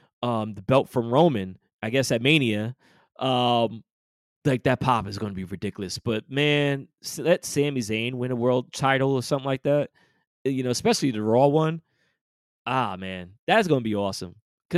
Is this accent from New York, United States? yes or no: yes; New York, United States; accent: New York; I'm using my New York accent.